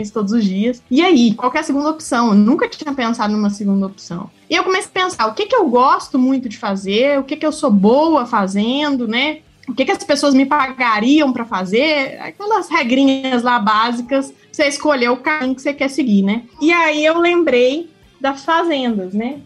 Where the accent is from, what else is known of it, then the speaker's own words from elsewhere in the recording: Uberaba, Minas Gerais, Brazil; Eu nasci em Uberaba